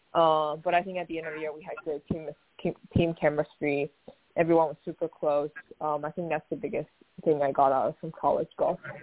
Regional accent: Taiwan; moved away as an adult; also born or lived in Oregon, United States; born and raised in Taiwan, and um, till I was 18 years old, I came to the University of Oregon

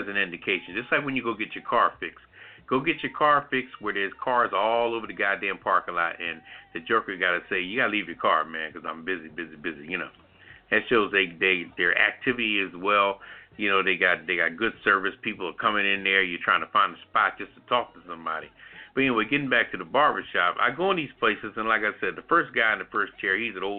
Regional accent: Philadelphia, Pennsylvania, United States; now in DMV area, United States; I'm from West Philly originally, you know, straight up born and bred

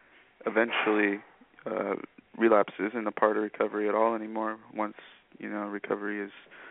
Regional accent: San Mateo, California, United States; I'm from San Mateo.

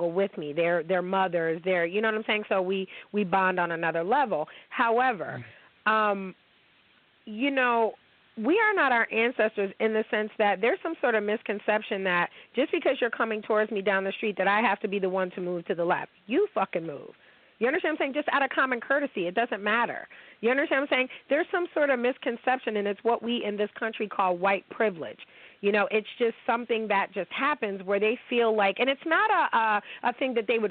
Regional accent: United States; Americans, we don't automatically assimilate

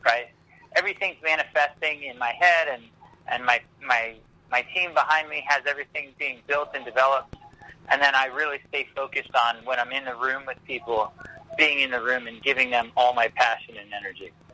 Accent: Pasco County, Florida, United States; Pasco County, my hometown

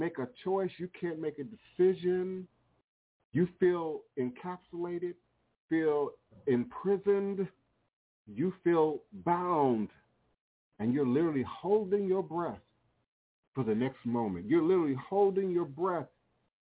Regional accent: Coral Hills, Maryland, United States; I can remember being a young child, me and Wapani, growing up in Coral Hills, Maryland, growing up in the PG County

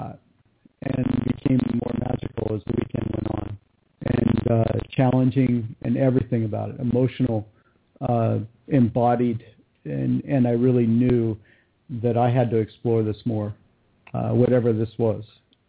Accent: California, United States; born there; now in Montana, United States; No, I was born in California, Southern California.

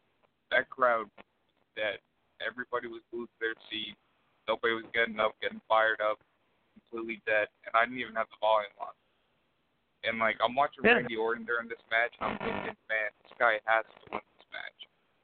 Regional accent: Allentown, Pennsylvania, United States; I'm from Allentown

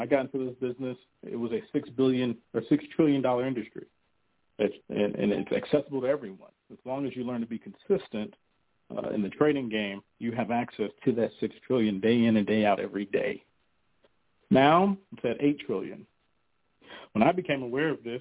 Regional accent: North New Jersey, United States; I'm from North New Jersey

